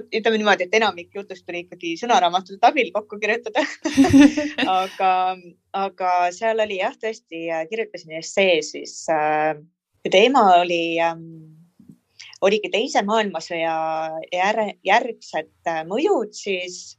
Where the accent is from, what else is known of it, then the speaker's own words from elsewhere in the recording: Tallinn, Harju County, Estonia; pärit olen äh, Tallinnast